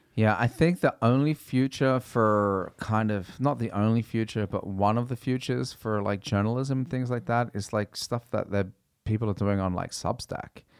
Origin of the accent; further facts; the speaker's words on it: Sydney, New South Wales, Australia; also born or lived in England; now in Norway; I'm from a place called Five Dock